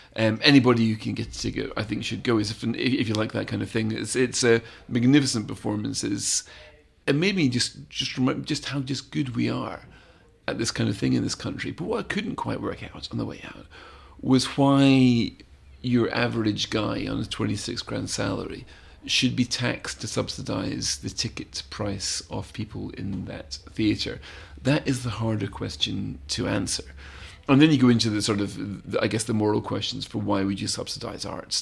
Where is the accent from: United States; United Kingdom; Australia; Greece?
United Kingdom; Scotland; now in London, United Kingdom; I've always felt as a Scot